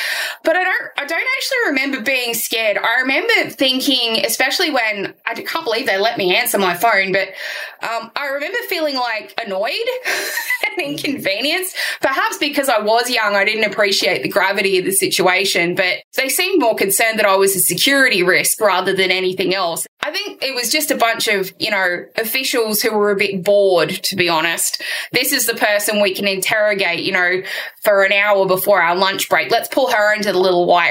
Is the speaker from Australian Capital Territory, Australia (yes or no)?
no; Sydney, New South Wales, Australia; I was born and raised in Western Sydney